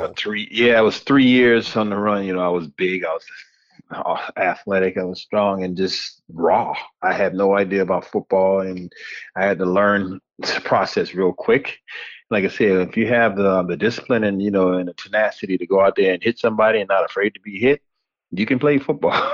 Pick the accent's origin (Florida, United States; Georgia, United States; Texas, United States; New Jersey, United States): Florida, United States; Hallandale Beach; I grew up in Hallandale Beach, Florida, and right now I'm like 25, 30 minutes away from